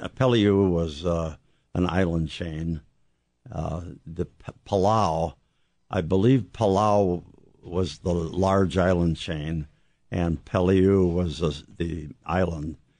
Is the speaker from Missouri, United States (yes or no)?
no; southern Illinois, United States; I was, uh, living in southern Illinois, and, um, I was on a farm